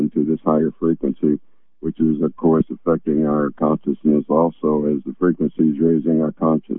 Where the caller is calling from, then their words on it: Virginia, United States; This is … in Virginia.